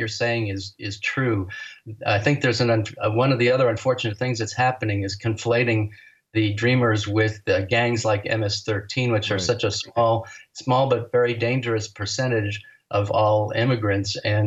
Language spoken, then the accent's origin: English; Roselle, New Jersey, United States; moved away as an adult; also born or lived in Cranford, New Jersey; now in California, United States; I grew up in Roselle and Cranford